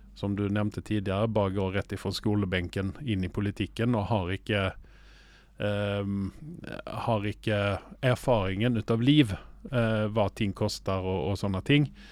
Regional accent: Sweden; now in Oslo, Norway; jeg er svensk

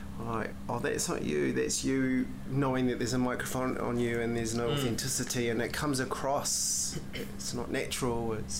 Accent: Whanganui, Manawatū-Whanganui, New Zealand; I was whangaed by my grandparents in Whanganui, and it was a beautiful upbringing.

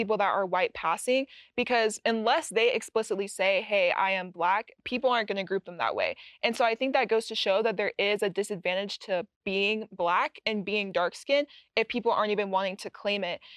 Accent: Utah, United States; growing up in Utah, I was assimilated around a lot of white people

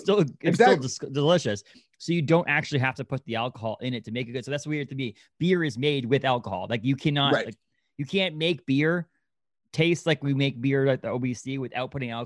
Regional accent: Kittery, Maine, United States; I grew up in Kittery.

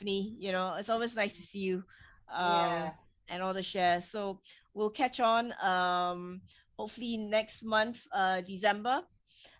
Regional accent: Singapore; I'm from Singapore

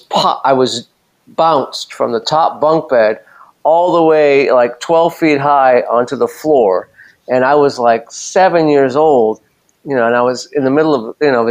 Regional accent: Los Angeles, California, United States; I grew up in West LA, like Mar Vista, Santa Monica.

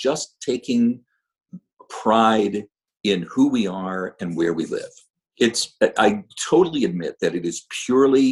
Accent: Toledo, Ohio, United States; now in Fresno, United States; I come from Toledo, Ohio

